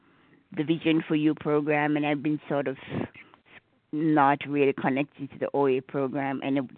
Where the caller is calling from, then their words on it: Gettysburg, Maryland, United States; from Gettysburg, Maryland.